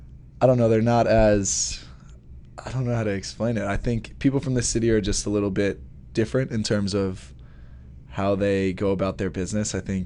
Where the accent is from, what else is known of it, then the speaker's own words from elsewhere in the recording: Hicksville, New York, United States; I have to make sure that I say I'm from Long Island, because otherwise if I say I'm from New York, everyone assumes that I'm from the city.